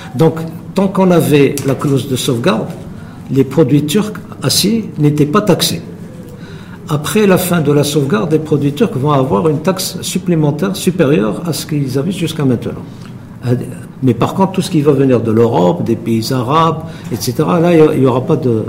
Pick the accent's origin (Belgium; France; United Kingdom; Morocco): Morocco; chez nous au Maroc